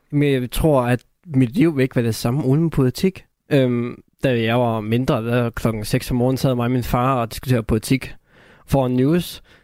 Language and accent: Danish; North Jutland, North Denmark Region, Denmark; der hvor jeg kommer fra